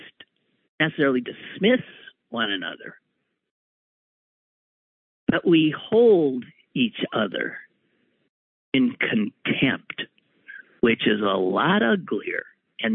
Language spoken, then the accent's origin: English; Wisconsin, United States; moved away; we're from Wisconsin.